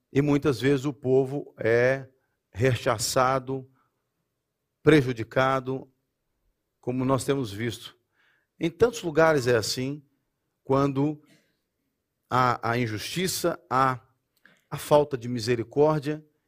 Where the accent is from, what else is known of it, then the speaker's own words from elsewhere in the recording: Brazil; moved away; eu posso falar como brasileiro